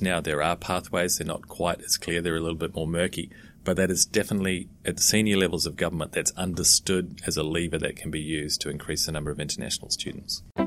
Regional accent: New Zealand; moved away; also born or lived in London / Australia / Russia / Caribbean; I'm originally from New Zealand

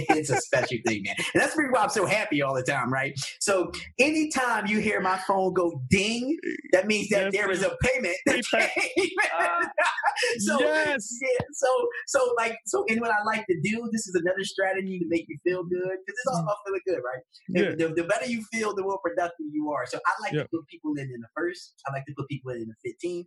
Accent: Philadelphia, Pennsylvania, United States; I'm from North Philadelphia

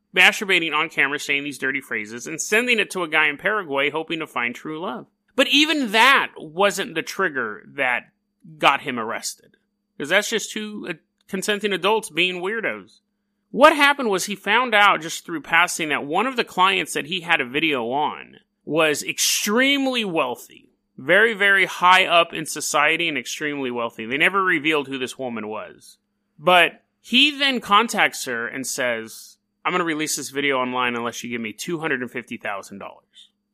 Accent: California, United States; I'm from California.

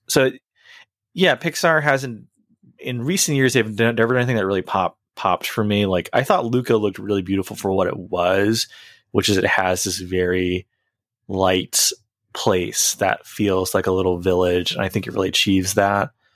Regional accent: United States; I've spent the overwhelming majority of my life in America

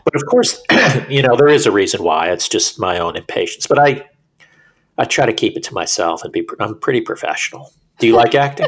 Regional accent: Florida, United States; moved away as an adult; now in New York, United States; I was born in New York. I lived in New York till I was eight. Then I moved to Florida when I was eight, and then moved back when I was twenty something.

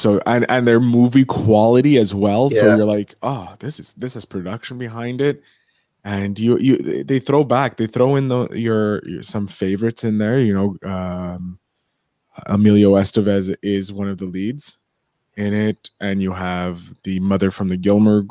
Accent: Canada; I'm a Canadian

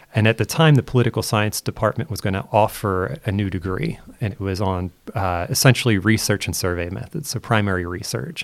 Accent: Chester County, Pennsylvania, United States; moved away as an adult; now in Pittsburgh, United States; I'm born and raised in Pennsylvania in the United States

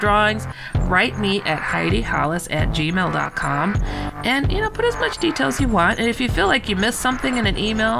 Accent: San Francisco, California, United States; I was born in San Francisco

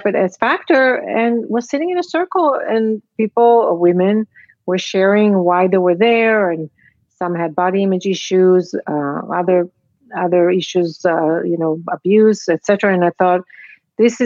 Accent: Israel; moved away as an adult; also born or lived in Casablanca, Morocco; I was born in Casablanca, raised in Israel, immigrated here

